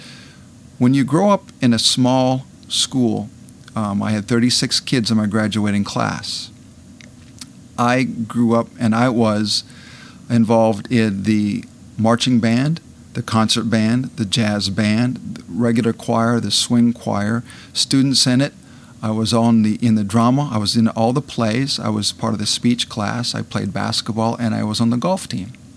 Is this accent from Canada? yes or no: no; Iowa, United States; Attended the University of Northern Iowa, which was only 20 miles from my hometown